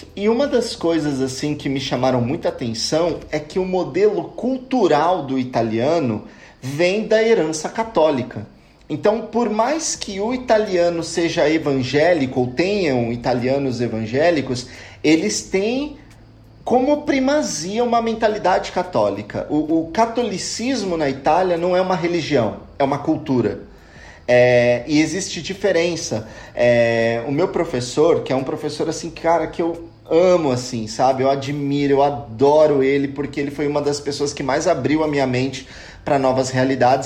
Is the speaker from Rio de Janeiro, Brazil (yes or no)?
no; São Bernardo do Campo, São Paulo, Brazil; now in Italy; eu sou natural de São Paulo, mais especificamente de São Bernardo do Campo, e eu cresci numa realidade religiosa muito plural